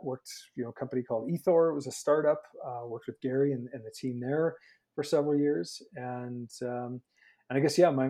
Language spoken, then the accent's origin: English; Saskatchewan, Canada; moved away as an adult; now in Calgary, Canada; I'm a former Saskie. I'm born and raised in Saskatchewan.